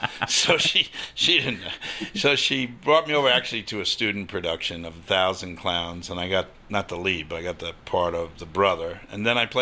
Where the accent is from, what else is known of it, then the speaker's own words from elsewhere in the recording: Long Island, New York, United States; moved away; also born or lived in New Haven; where I grew up on Long Island.